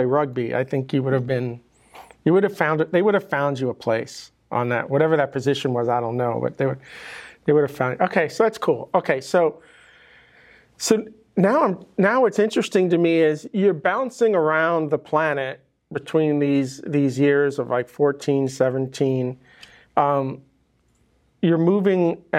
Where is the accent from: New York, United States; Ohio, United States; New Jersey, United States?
New York, United States; now in Miami, United States; I grew up in New York